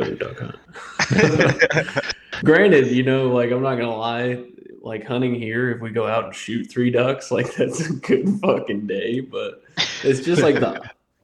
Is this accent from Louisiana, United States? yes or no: no; Indiana, United States; moved away; I grew up in Indiana